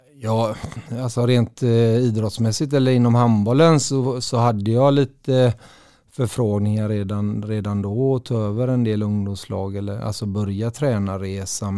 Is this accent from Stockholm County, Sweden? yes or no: no; Gothenburg, Västra Götaland, Sweden; also born or lived in Partille; jag är uppväxt i Göteborg